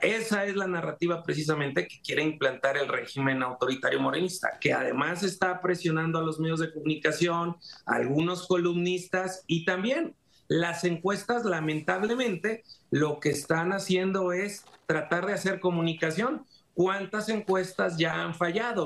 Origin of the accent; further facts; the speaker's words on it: Mexico; soy mexicano